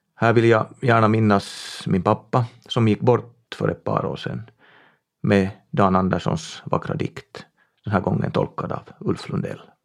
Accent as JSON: {"language": "Swedish", "town": "Tenala", "region": "Uusimaa", "country": "Finland", "tie": "born or raised there", "said": "Min hembygd är Tenala i västra Nyland. Där är jag född och uppvuxen på en bondgård"}